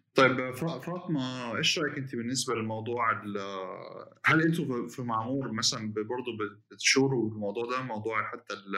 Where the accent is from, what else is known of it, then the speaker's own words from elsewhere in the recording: Jeddah, Makkah Province, Saudi Arabia; عندنا بجده